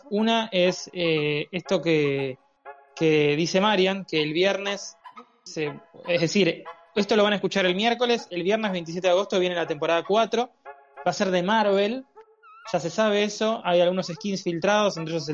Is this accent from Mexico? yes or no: no; Uruguay; Como buen uruguayo, de arriba un rayo.